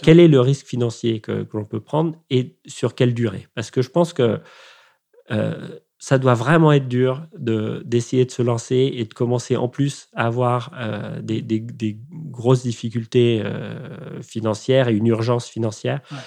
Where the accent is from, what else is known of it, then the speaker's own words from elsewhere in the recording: Rome, Lazio, Italy; moved away; où, habitent mes parents et où j'ai grandi euh, en Italie